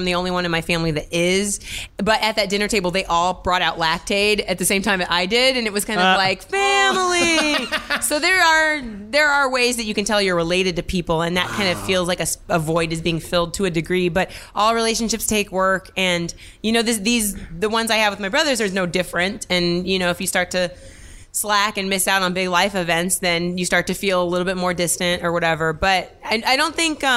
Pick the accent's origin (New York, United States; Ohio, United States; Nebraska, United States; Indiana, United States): Indiana, United States; moved away; when I grew up in Indiana